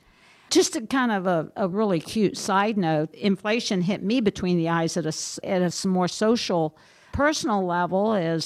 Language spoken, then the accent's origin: English; Minnesota, United States; and I'm from Minnesota, so they could charge more, right?